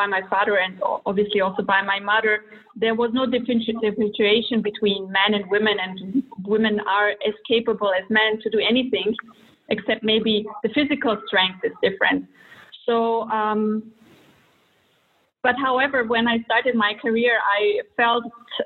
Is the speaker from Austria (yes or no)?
yes; Vienna, Austria; moved away as an adult; also born or lived in Croatia / Germany / United States / Russia; now in Switzerland; I was born in Croatia to a Serbian mother and a Croatian father, and when I was 1 year old, they moved to Vienna, to Austria, where I grew up and graduated high school.